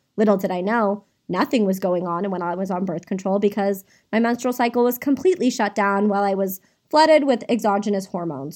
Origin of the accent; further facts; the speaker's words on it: Saratoga, California, United States; I was born and raised in Saratoga, California